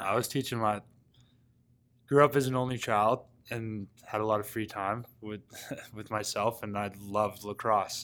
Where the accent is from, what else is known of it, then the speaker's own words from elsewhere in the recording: Coquitlam, British Columbia, Canada; moved away; growing up in Coquitlam, it's a hotbed for lacrosse out west.